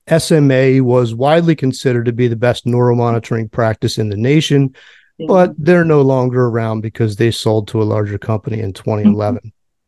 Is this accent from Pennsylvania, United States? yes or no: yes; Philadelphia, Pennsylvania, United States; now in Nashville, United States; my hometown of Philly.